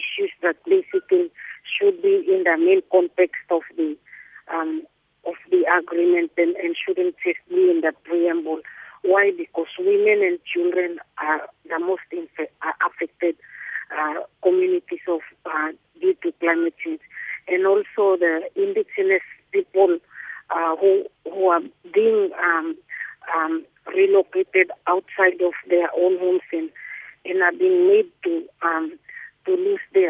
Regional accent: Carteret Islands, Bougainville, Papua New Guinea; I'm from Carteret in Papua New Guinea

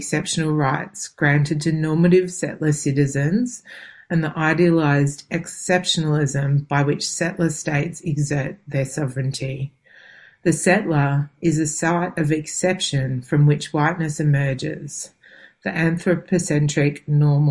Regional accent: Melbourne, Victoria, Australia; also born or lived in Sydney, Australia; now in central Victoria, Australia; I was born in Warranay, so-called Sydney, on the lands of the Gadigal people of the Eora Nation, and spent most of my life on Boonwurrung and Wurundjeri lands.

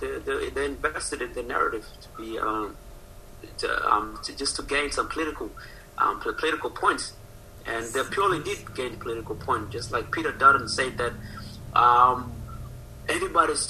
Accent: Australia; I'm an Aussie

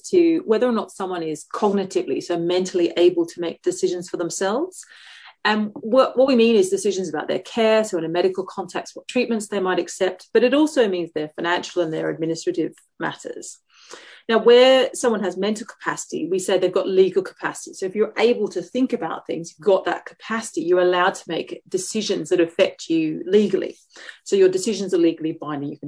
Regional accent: Tasmania, Australia; moved away as an adult; now in Oxford, United Kingdom; I'm originally from Tasmania.

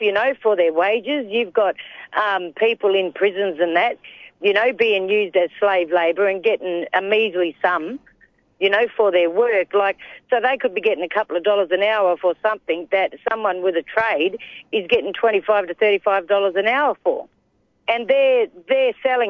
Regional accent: Whadjuk country, Noongar country, southwest of Western Australia, Australia; I'm from Noongar Boodja, Noongar country in the southwest of WA. So I'm from Whadjuk country.

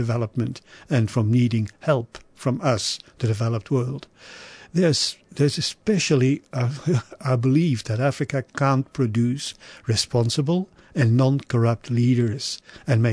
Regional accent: Belgium; my home country in Belgium

